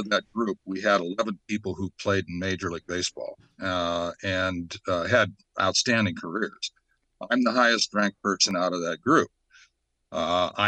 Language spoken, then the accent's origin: English; Tacoma, Washington, United States; we were from the same state of Washington. He was from Seattle. I was from Tacoma